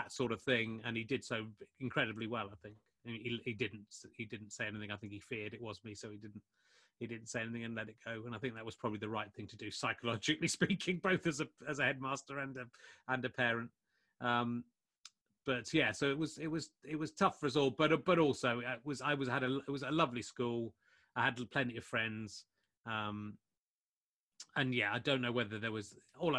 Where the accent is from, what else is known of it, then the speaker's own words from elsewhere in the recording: Somerset, South West England, United Kingdom; when I was growing up in Somerset in the 1980s